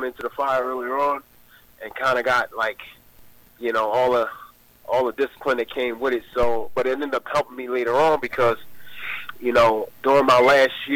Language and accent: English; Philadelphia, Pennsylvania, United States; I'm originally from Philadelphia, PA, born and raised